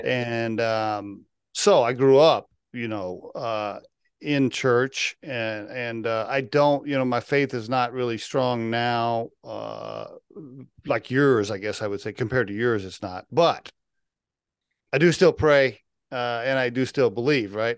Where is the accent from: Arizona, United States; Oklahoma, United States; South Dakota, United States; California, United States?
Oklahoma, United States; moved away; I grew up in Oklahoma